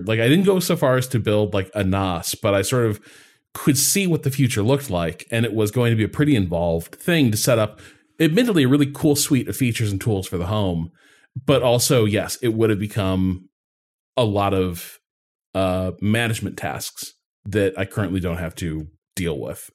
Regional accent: Midwest, United States; moved away; growing up in the Midwest

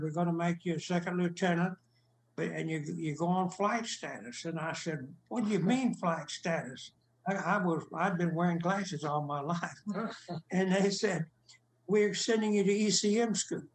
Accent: Lamesa, Texas, United States; moved away as an adult; also born or lived in California; now in Dallas, United States; My hometown is La Mesa

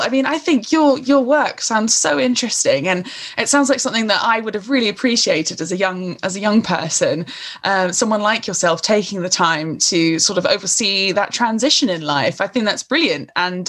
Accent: United Kingdom; no, okay, I'm British, I'm here, but always feeling slightly on the edge

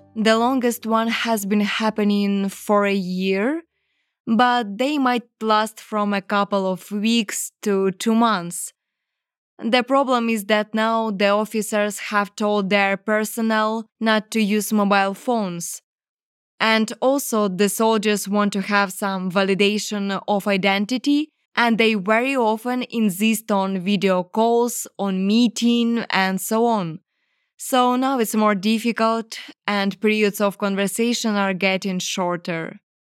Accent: Ukraine; English is a second language; they came to my country to kill my people

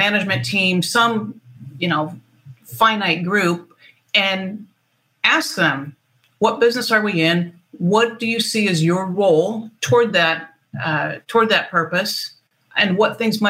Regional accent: Michigan, United States; moved away as an adult; now in San Diego, United States; I'm from Michigan, so we talk about what's knee-high by July

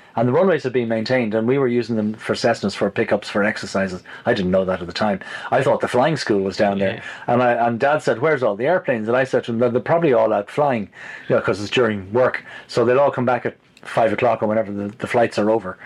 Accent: Malahide, Leinster, Ireland; I was also growing up in Malahide

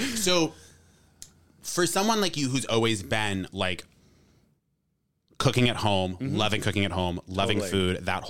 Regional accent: Cranston, Rhode Island, United States; I'm from Cranston.

